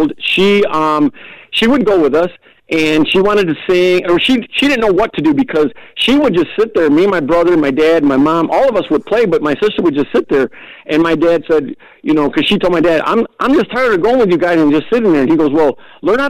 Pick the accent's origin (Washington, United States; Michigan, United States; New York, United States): Michigan, United States; here to Michigan. And we just, you know, we're not from Texas, but our roots are from Texas